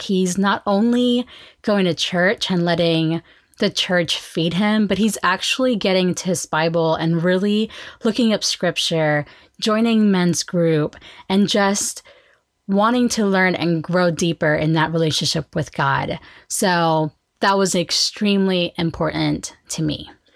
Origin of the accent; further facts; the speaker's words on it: Oklahoma, United States; we are from Oklahoma